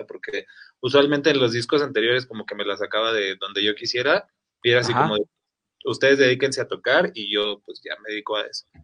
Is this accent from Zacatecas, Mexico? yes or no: no; Mexico City, Mexico; la mayoría de somos de la Ciudad de México originarios.